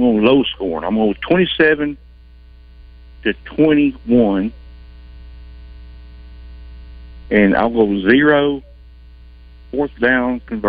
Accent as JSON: {"language": "English", "town": "Magnet", "region": "Arkansas", "country": "United States", "said": "Hey, I'm from Magnet, Arkansas. I'm from Arkansas."}